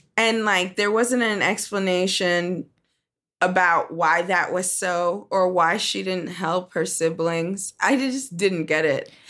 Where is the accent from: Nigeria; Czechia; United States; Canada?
Nigeria; I'm Nigerian